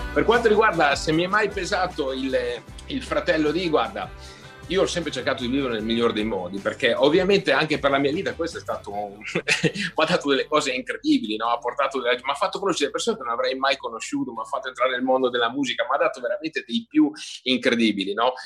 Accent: Emilia-Romagna, Italy; l'Emilia per me è stata decisiva

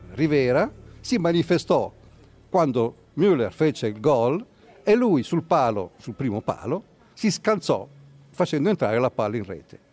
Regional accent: Alcamo, Sicily, Italy; now in Milan, Italy; al mio paese, che si chiama Alcamo, in provincia di Trapani

